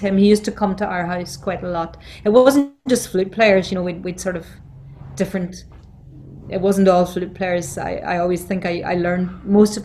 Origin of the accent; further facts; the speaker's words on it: County Down, Northern Ireland, United Kingdom; moved away as an adult; also born or lived in Belfast; now in Dublin, Ireland; I moved to Belfast from County Down when I got married in 1977.